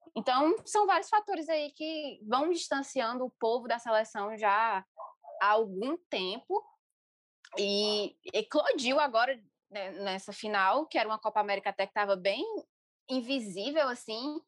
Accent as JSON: {"language": "Portuguese", "region": "interior of Ceará", "country": "Brazil", "tie": "born or raised there", "said": "eu sou do interior do Ceará, cresci no interior do Ceará"}